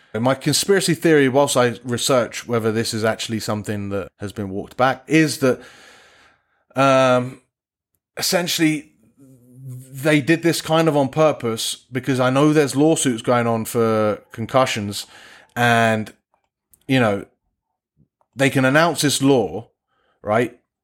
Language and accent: English; England, United Kingdom; I say this as an Englishman